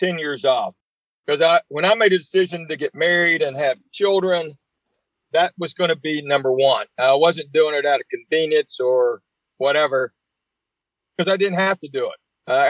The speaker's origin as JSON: {"language": "English", "town": "Knoxville", "region": "Tennessee", "country": "United States", "tie": "born or raised there", "said": "So I grew up in Knoxville."}